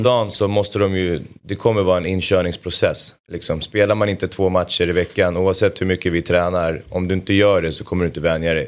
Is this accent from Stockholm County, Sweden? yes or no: yes; Solna, Stockholm County, Sweden; jag är uppvuxen i Solna